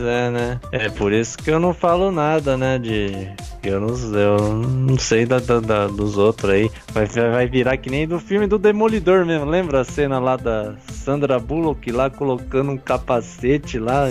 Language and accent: Portuguese; Campinas region, interior of São Paulo, Brazil; Eu sou do interior de São Paulo.